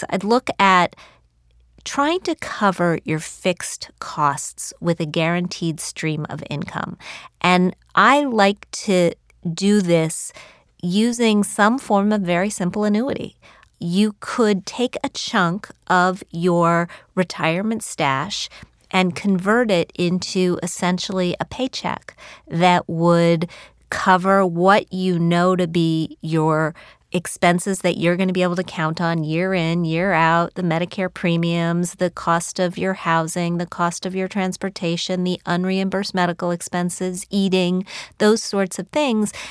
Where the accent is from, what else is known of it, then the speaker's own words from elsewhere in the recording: West Virginia, United States; moved away; I come from West Virginia.